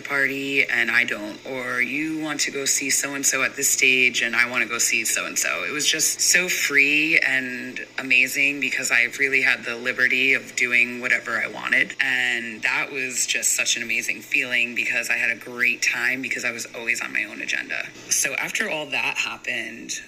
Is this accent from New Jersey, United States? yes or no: yes; New Jersey, United States; I'm from New Jersey and the East Coast, and I had never really traveled much outside of that little bubble